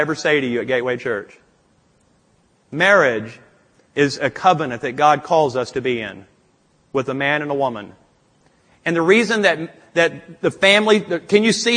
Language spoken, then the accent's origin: English; Louisiana, United States; I'm from Louisiana